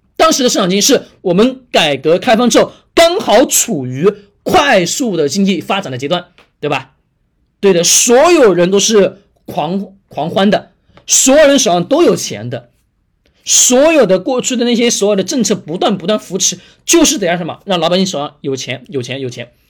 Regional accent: China; 我们中国人本身刻在骨子里面的本能

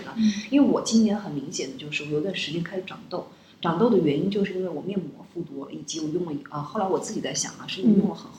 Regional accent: southern China, China; moved away; 就是可能以前我是南方人啊

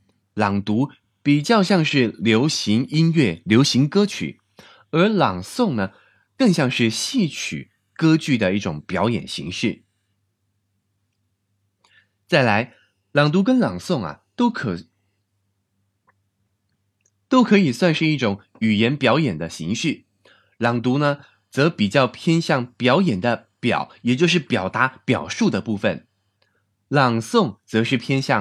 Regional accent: Taiwan; now in China; 而且对我从台湾来到国内发展，也是一次非常难得、非常宝贵的经验。

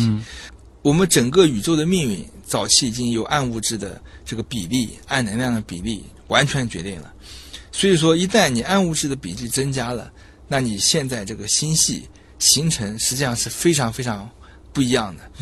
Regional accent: Zhejiang, China; moved away as an adult; now in Shanghai, China; 我的老家是浙江

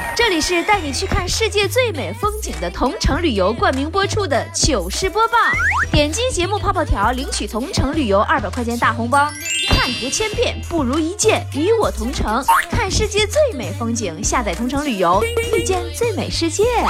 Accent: Northeast China, China; 俺们东北人小时候也不太喜欢打架

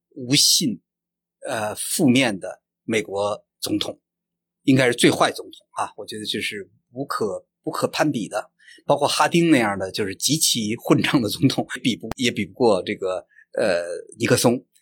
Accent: China; 这个著名的我们中国人熟知的陈纳德的呃夫人那个陈香梅

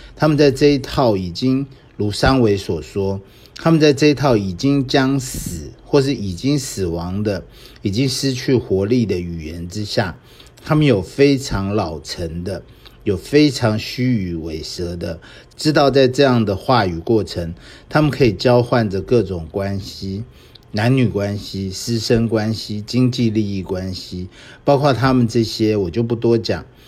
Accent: Taiwan; 我们当时看的电影，我们台湾这边看的电影，当然都是美国进来的这种好莱坞的。

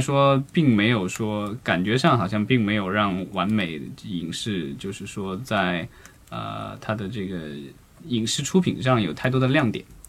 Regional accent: China; 作为中国人是幸福的，因为每年可以过两个年

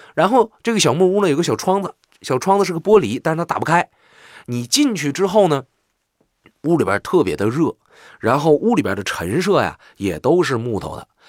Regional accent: Northeast China, China; 我就是纯正的东北人

